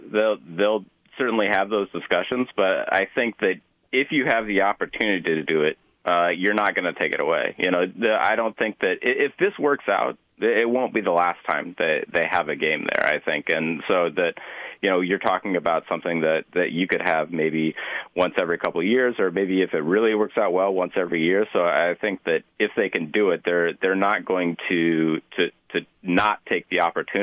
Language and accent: English; Des Moines, Iowa, United States; I grew up in Des Moines, and then I went to school for a while in Iowa City